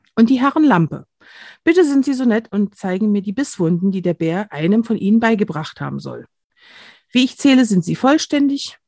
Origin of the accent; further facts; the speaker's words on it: near Kamenz, Saxony, Germany; ich stamme aus der Nähe von, von Kamenz, das ist hier sieben Kilometer entfernt